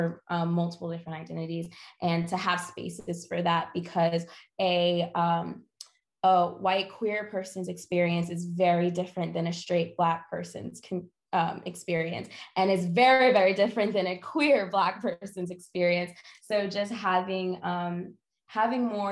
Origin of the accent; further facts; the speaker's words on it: Atlanta, Georgia, United States; now in Greensboro, United States; I'm from Atlanta, I'm not from North Carolina